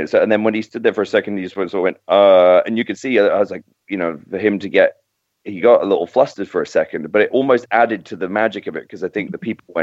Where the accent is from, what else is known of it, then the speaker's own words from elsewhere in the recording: Docking, East of England, United Kingdom; also born or lived in King's Lynn; now in United States; I was born in King's Lynn, which is about 15 miles from docking where I was, you know, I grew up